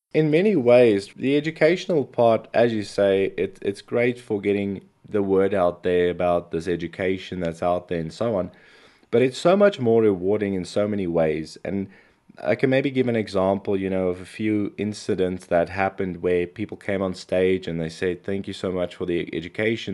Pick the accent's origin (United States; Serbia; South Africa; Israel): South Africa; I come from South Africa